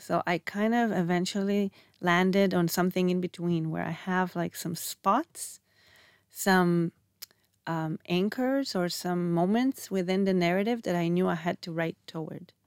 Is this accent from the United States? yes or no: no; Israel; moved away as an adult; also born or lived in Canada; if in Canada I was too Israeli, then I come here and I'm too Canadian